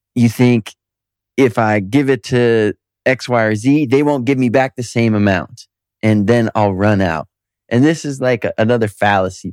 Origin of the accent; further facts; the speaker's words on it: Detroit, Michigan, United States; moved away; I'm from Detroit. And I got a lot of amazing friends there